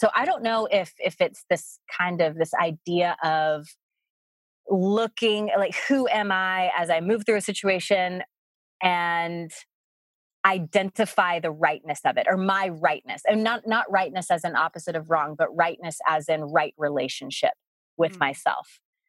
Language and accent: English; the South, United States; I mean, I grew up in the South and I think I had been out of the country once, but it wasn't even really out of the country because it was Puerto Rico.